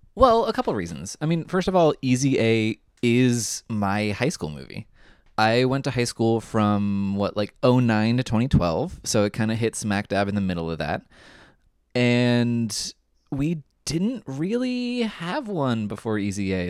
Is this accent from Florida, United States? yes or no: no; Southern California, United States; I grew up in Southern California